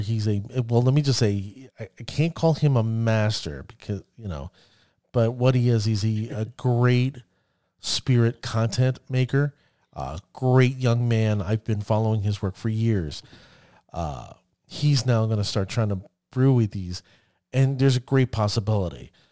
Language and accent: English; United States; I'm an American